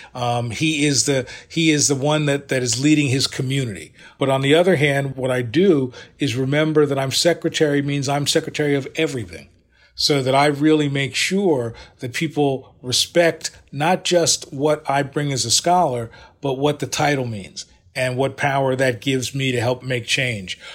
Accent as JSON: {"language": "English", "country": "United States", "said": "I'm very cognizant of being African American, but also recognizing that in many ways, I'm a quintessential American."}